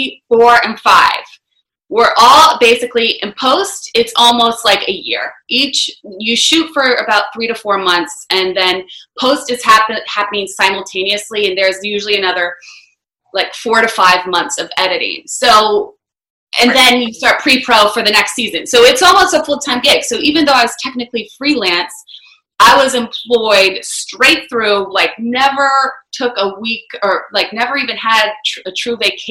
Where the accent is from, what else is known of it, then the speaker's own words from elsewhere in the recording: Bethany Beach, Delaware, United States; moved away as an adult; also born or lived in Washington, District of Columbia, United States; I grew up in Bethany Beach, Delaware, which is a super small family resort town